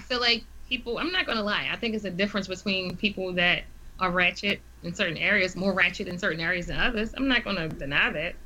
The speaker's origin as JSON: {"language": "English", "town": "Baltimore", "region": "Maryland", "country": "United States", "accent": "Baltimore"}